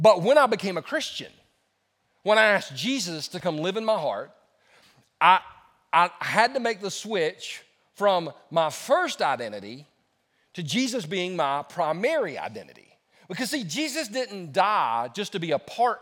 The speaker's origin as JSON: {"language": "English", "region": "South Carolina", "country": "United States", "tie": "born or raised there", "also_born_or_lived": "Los Angeles, California", "said": "I wasn't born in South Carolina. I was born in California. I was born in Los Angeles. And all my friends that were my neighbors that I played with were Hispanic. My mother said when we moved back to South Carolina, I was 4 years old"}